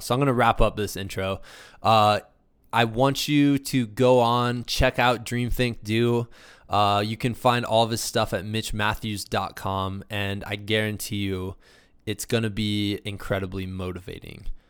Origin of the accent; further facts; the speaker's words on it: Muscatine, Iowa, United States; moved away as an adult; now in Colorado, United States; I'm from Muscatine